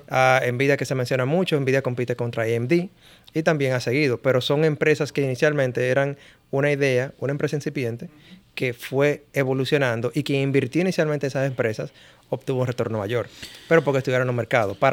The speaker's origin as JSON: {"language": "Spanish", "country": "Dominican Republic", "said": "nosotros somos dominicanos"}